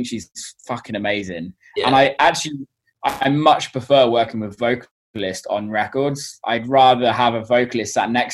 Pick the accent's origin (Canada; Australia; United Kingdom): United Kingdom; England; I'm English